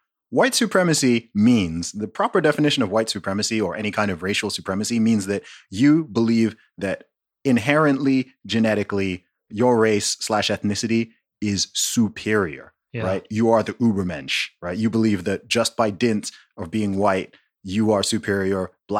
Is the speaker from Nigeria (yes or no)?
yes; Nigeria; Okay, I'm from Nigeria.